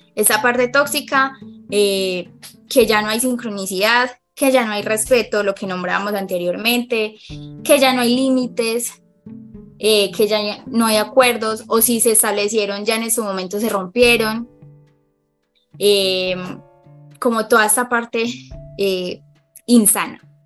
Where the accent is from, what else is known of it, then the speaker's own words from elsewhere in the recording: Medellín, Antioquia, Colombia; soy psicóloga de Colombia, eh, específicamente de Medellín